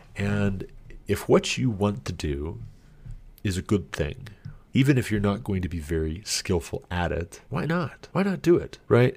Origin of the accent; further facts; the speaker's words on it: United States; me speaking as an American